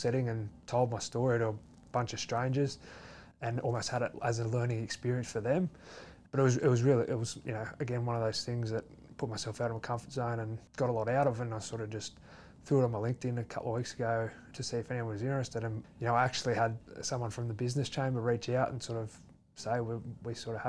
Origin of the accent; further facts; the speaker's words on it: Leeton, New South Wales, Australia; moved away; also born or lived in Wagga Wagga / Canberra; I was born in Wagga Wagga, but I actually grew up in Leeton.